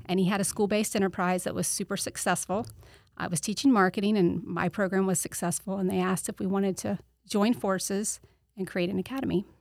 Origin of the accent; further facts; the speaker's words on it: Auburndale, Florida, United States; I grew up in Arbondale, um, went to Arbondale High School